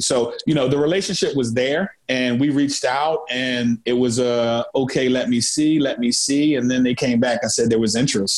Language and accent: English; Philadelphia, Pennsylvania, United States; I grew up in Philly